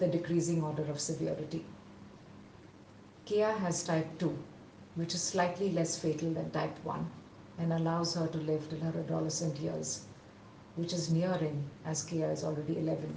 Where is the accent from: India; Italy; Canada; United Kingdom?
India; Visakhapatnam, Andhra Pradesh; moved away as an adult; return to my hometown in Vizag and seek shelter in my parents' home